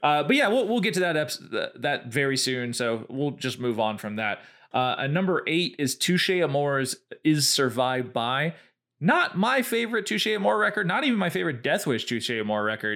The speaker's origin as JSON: {"language": "English", "region": "the South", "country": "United States", "said": "we are from the South"}